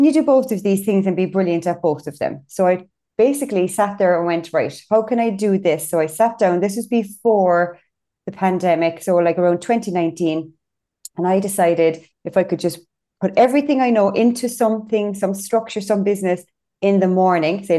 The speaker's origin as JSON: {"language": "English", "town": "Cork", "region": "Munster", "country": "Ireland", "said": "I'm from Cork."}